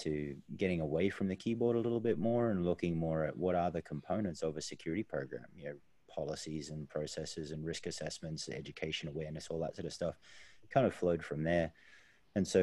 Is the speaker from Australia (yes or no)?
yes; Australia; being Australian